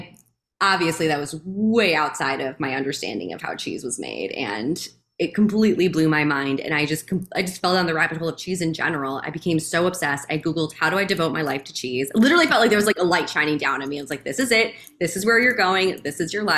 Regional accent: Chicago suburbs, Illinois, United States; the village where I grew up in the Chicago suburbs

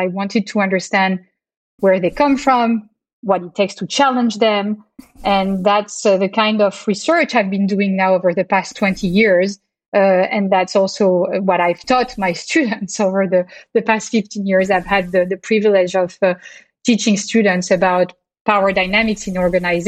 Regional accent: Marseille, Provence-Alpes-Côte d'Azur, France; English is a second language; now in Boston, United States; I actually grew up in Marseille, a bustling port city in the south of France

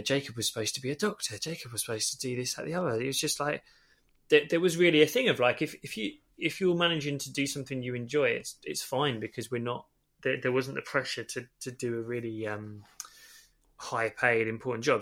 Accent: Stevenage, East of England, United Kingdom; also born or lived in Holloway, London; now in London, United Kingdom; I still lived where I grew up in Stevenage

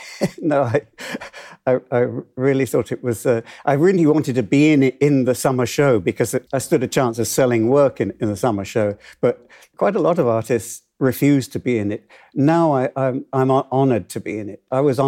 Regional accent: Hull, Yorkshire and the Humber, United Kingdom; I've loved dance from when I was in Hull, when I was growing up in Hull, and I used to go to the Locarno. I lost my accent somewhere in the last 60 years.

